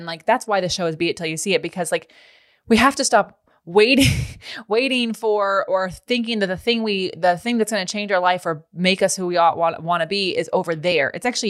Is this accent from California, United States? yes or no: yes; Lodi, California, United States; Yeah, I'm from Lodi, world. Not Modesto, but anyways.